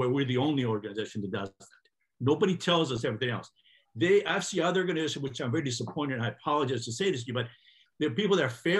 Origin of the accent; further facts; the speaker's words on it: Greece; moved away; I was born in Greece, about 50 miles away from Natural Olympia